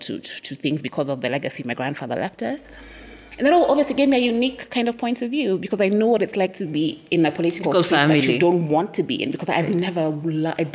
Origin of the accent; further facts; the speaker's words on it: Kenya; also born or lived in Nairobi / Cape Town; I'm Kenyan